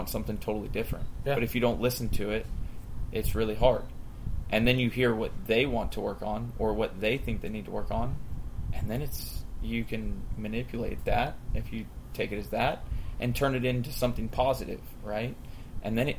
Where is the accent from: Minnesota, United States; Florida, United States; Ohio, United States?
Florida, United States; Hudson; also born or lived in Lutz, Florida; I grew up in Hudson, Florida, not too far from the Hampshire's place